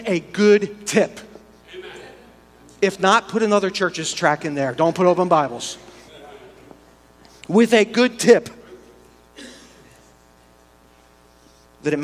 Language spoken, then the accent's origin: English; United States; we're American Christians